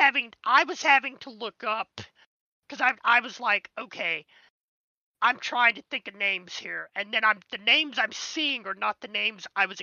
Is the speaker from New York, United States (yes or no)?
no; Georgia, United States; I'm from Georgia, and I grew up with Georgia Championship Wrestling being the local regional promotion.